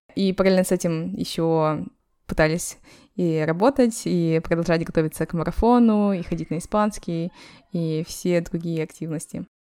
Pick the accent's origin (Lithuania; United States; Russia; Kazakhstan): Kazakhstan; now in Malaga, Spain; мы, простые девушки из Казахстана